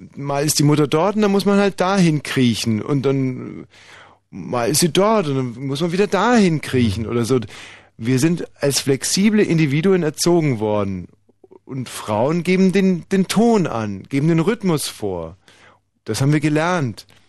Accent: Bavaria, Germany; moved away; bei uns in Bayern

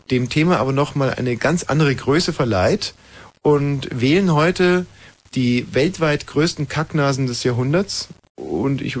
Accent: West Germany, Germany; Ich weiß, ich komme aus dem Westen, mhm. moderiere jetzt beim Ostdeutschen Rundfunk

